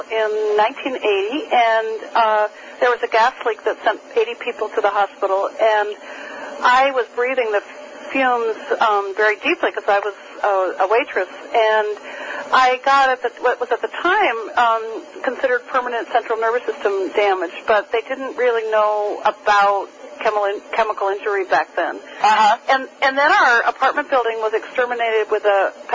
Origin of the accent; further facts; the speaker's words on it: New Hampshire, United States; I grew up in New Hampshire. I grew up on skis. I spent my childhood in the woods